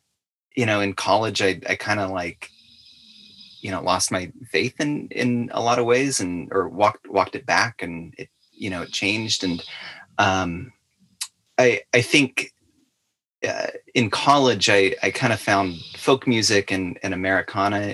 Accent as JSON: {"language": "English", "town": "Fresno", "region": "California", "country": "United States", "moved": "yes", "said": "as soon as I moved away from, from California, I'm from the Fresno area"}